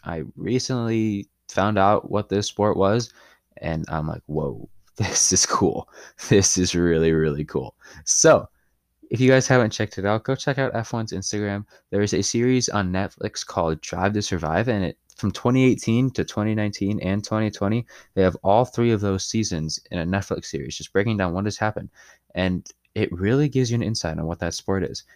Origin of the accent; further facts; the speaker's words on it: Chicago, Illinois, United States; I'm from Chicago